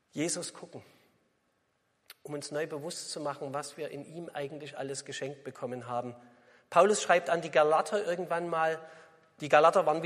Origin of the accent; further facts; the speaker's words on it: East Germany, Germany; Sie hören es ja vielleicht, ihr hört es ja vielleicht, ich komme aus dem Osten.